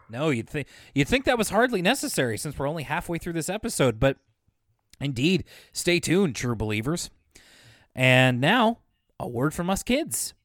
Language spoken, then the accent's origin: English; Canada; being a Canadian